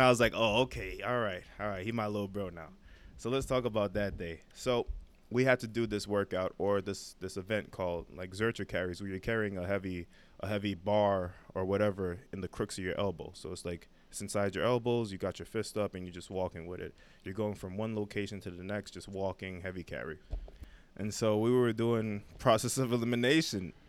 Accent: New York City, New York, United States; now in Manhattan, United States; my whole life I grew up in Brooklyn, uh, Crown Heights

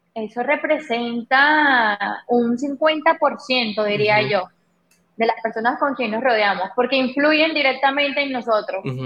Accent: Venezuela; moved away as an adult; now in Dominican Republic; yo soy venezolana, eh, tengo cinco años acá en la isla

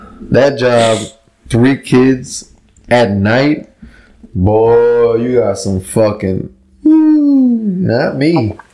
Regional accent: New Jersey, United States; I'm from Jersey, bro.

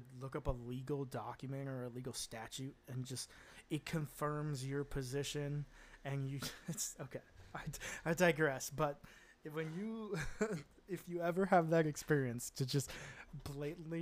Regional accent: Wisconsin, United States; moved away as an adult; now in Netherlands; I'm an American, grew up in the Midwest in the Wisconsin area

